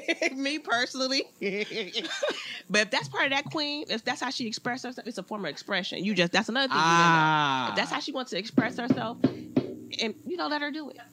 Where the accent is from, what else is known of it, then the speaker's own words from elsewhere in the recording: Compton, California, United States; I was born and raised in Compton.